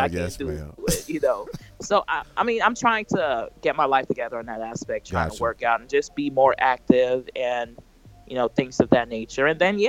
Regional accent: Minnesota, United States; I'm a Minnesotan. You know, I'm a Liberian Minnesotan

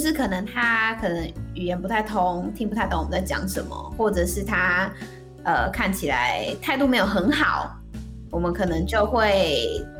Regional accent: Taiwan; 我们来自台湾。

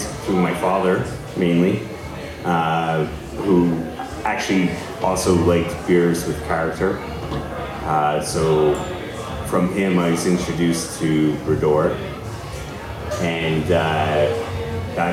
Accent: Montreal, Quebec, Canada; I got reinterested in beer when I was in my late teens, growing up in Montreal

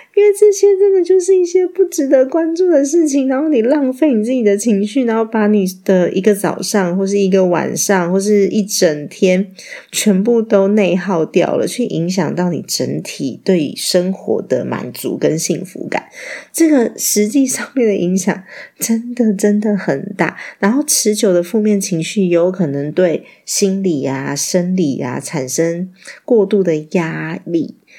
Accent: Taiwan; 我们台湾人都很客气

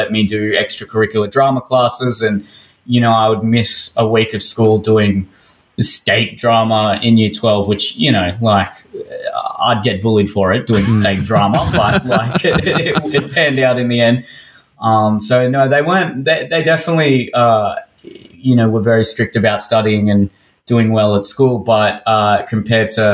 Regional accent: Sydney, New South Wales, Australia; Growing up in Hersey

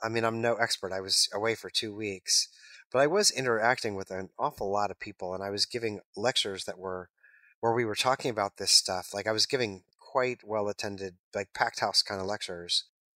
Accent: New York, United States; But then I'm like, I'm from New York. I'm just going to take a left turn at the intersection because that's what I do.

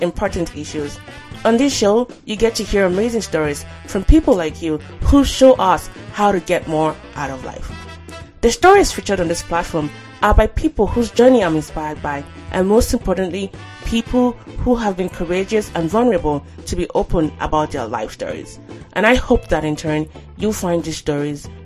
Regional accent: Nigeria; moved away; also born or lived in United States; I describe myself as a Nigerian-born, US-educated, Korean-speaking, wandering intellectual

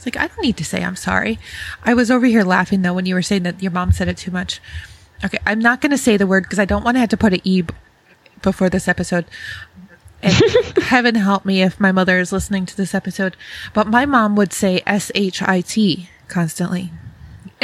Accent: Rochester, New York, United States; I grew up in Rochester, New York, so not far from Canada

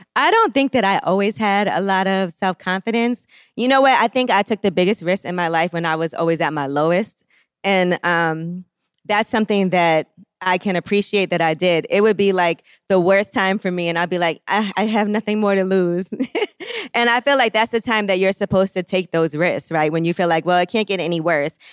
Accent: New York City, New York, United States; I grew up, just in Brooklyn. I'm from Flatbush.

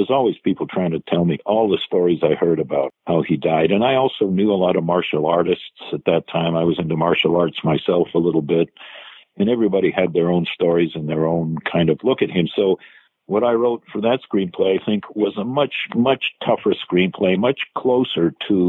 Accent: Los Angeles, California, United States; I grew up in the Russian community in Los Angeles

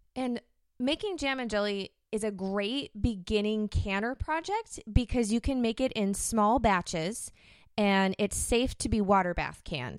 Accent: United States; I'm from America

